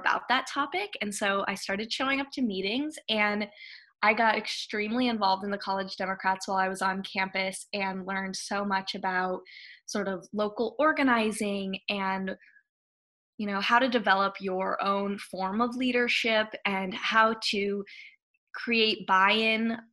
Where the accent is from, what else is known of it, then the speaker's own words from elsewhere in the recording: Hawaii, United States; moved away as an adult; also born or lived in Madison, Wisconsin / New Haven, Connecticut; I'm originally from Hawaii